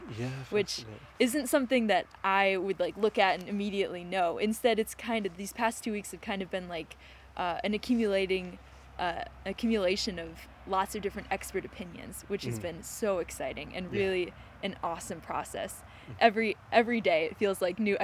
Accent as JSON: {"language": "English", "town": "Chicago", "region": "Illinois", "country": "United States", "also_born_or_lived": "Indiana", "said": "I'm from Chicago, and I went to school at Notre Dame in Indiana in the U.S."}